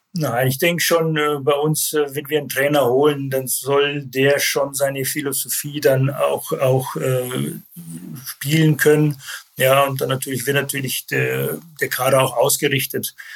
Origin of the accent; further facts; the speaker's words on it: Landshut, Bavaria, Germany; moved away; also born or lived in Saarbrücken / Leverkusen / Düsseldorf / Gelsenkirchen; geboren in Landshut, das liegt in Bayern